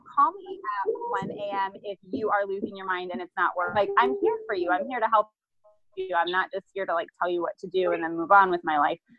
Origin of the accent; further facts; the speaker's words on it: Iowa, United States; now in Columbia, United States; we're originally from Iowa